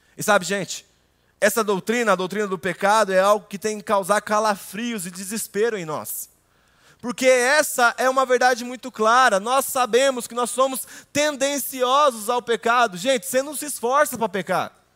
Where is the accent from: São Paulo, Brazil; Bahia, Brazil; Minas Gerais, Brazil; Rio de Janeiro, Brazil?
Minas Gerais, Brazil; Cambuí; moved away; saí de Cambuí